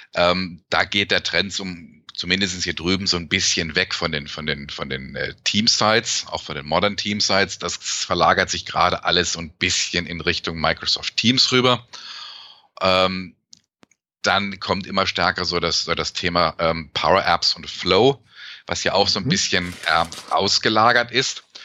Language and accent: German; Germany; now in Canada; als Deutscher, der in Kanada lebt